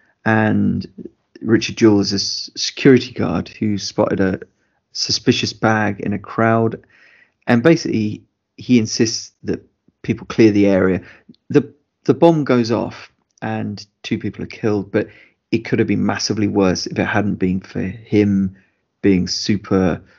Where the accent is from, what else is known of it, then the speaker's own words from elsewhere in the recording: United Kingdom; as British people